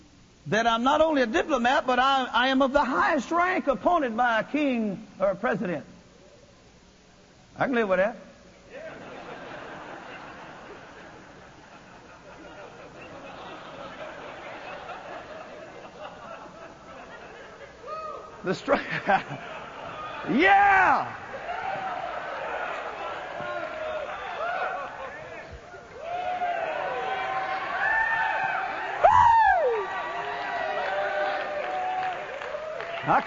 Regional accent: North Louisiana, United States; I'm a redneck from North Louisiana

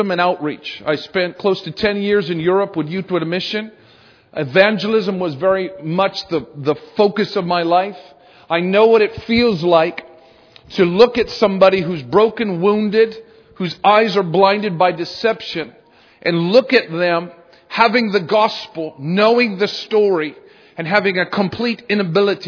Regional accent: Canada; now in United States; I'm originally Canadian, still Canadian

